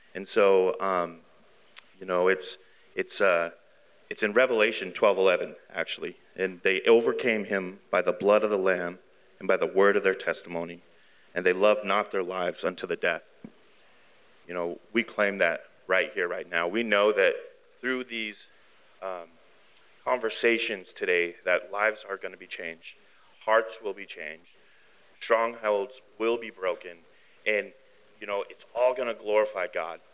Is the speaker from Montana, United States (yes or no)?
yes; Billings, Montana, United States; born in Billings, raised in Billings.